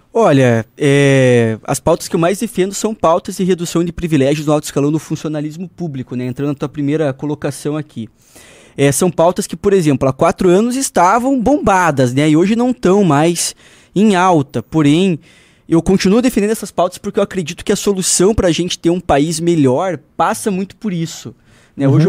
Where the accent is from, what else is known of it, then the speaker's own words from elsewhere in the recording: Paraná, Brazil; accent: Paranaense; O sotaque do nosso ah. Paranazão